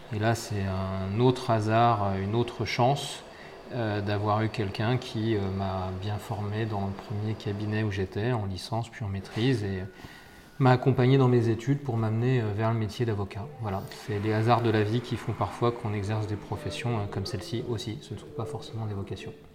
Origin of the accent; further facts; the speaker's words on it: Essonne, Île-de-France, France; moi j'étais natif de l'Essonne.